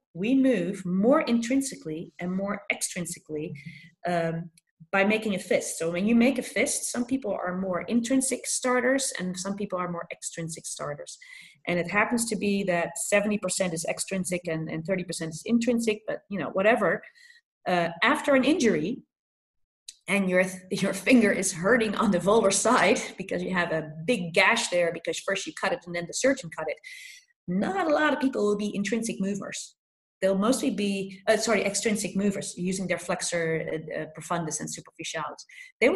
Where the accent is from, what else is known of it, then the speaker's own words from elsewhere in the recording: Philadelphia, Pennsylvania, United States; I come from Philadelphia where this article was written